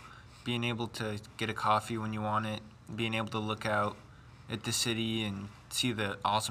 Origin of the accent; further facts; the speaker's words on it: Alamosa, Colorado, United States; I'm from Alamosa, Colorado.